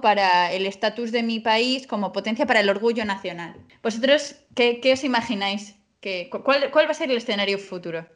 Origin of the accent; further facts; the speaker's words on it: Spain; nosotros lo vemos como españoles